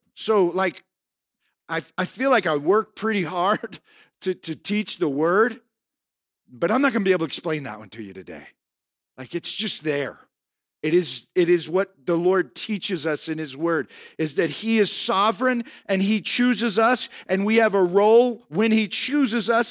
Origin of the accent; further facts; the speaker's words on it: United States; in this country we live, we have the physical freedom of being an American